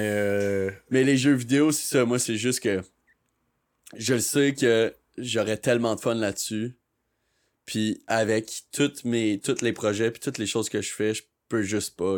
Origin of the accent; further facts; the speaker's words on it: Sherbrooke, Quebec, Canada; moved away as an adult; now in Montreal, Canada; Je viens de Sherbrooke.